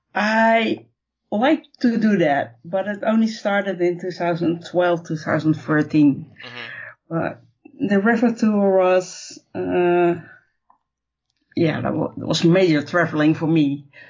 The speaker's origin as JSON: {"language": "English", "country": "Netherlands", "said": "I'm from the Netherlands"}